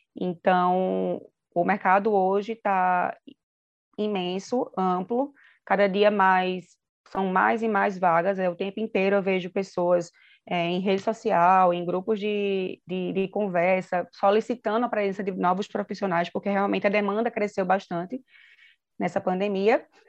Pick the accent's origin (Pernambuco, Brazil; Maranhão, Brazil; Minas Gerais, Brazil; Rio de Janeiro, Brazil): Pernambuco, Brazil; Recife; moved away as an adult; now in São Paulo, Brazil; eu sou nasci em Recife, mas agora estou morando em São Paulo